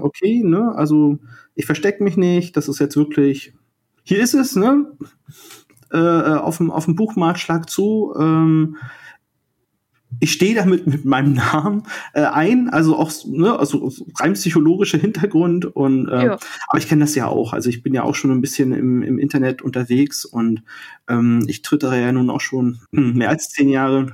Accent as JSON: {"language": "German", "town": "Rostock", "region": "Mecklenburg-Vorpommern", "country": "Germany", "tie": "born or raised there", "said": "ich bin 1979 in Rostock geboren"}